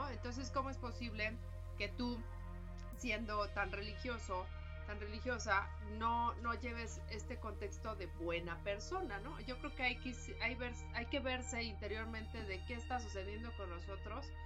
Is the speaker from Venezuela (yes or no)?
no; Mexico